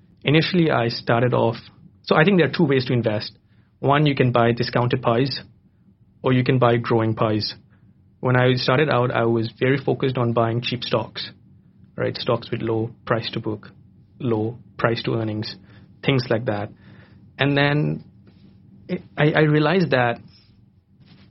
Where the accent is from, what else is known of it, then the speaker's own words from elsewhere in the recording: Bangkok, Thailand; also born or lived in London, United Kingdom; I was born and raised in Bangkok